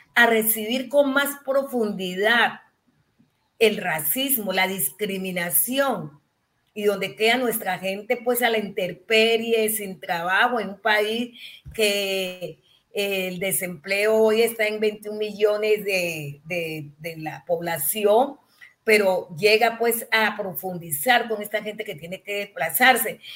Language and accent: Spanish; Colombia; somos colombianos y colombianas